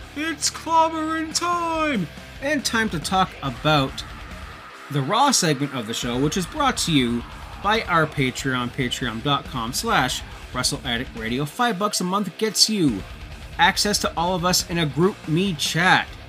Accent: Toronto area, Ontario, Canada; moved away; I'm not from Toronto. I'm not a native of Toronto. I'm from the area. anyways, being from the Toronto area

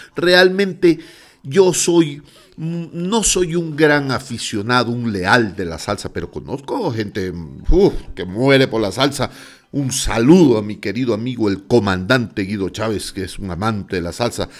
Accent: Guayaquil, Guayas, Ecuador; moved away; also born or lived in Quito, Ecuador; yo soy guayaquileño

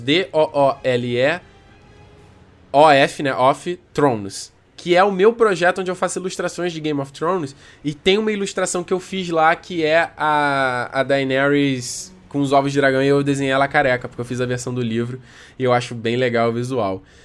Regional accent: Rio de Janeiro, Brazil; accent: chiado (carioca); Eu sou carioca, cara, eu falo chiado.

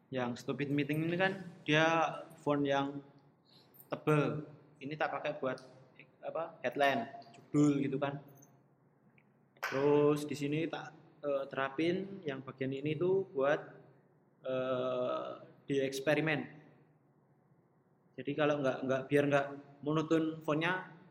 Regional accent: Solo, Central Java, Indonesia; born there; kalau background aku karena Sinister lahir di Solo aku terinspirasinya dari beberapa eh, bangunan-bangunan uh, di Solo

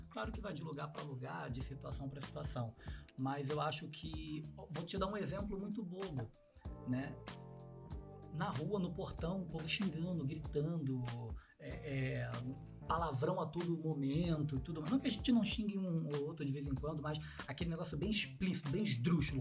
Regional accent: Mesquita, Rio de Janeiro, Brazil; also born or lived in Jardim Guacuri, São Paulo; now in São Paulo, Brazil; eu sou da Chatuba de Mesquita. Baixada Fluminense do Rio de Janeiro.

